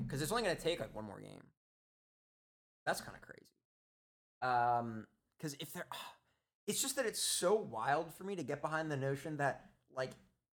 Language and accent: English; New Jersey, United States; I'm kind of curious, since I grew up in New Jersey, where this guy's a district.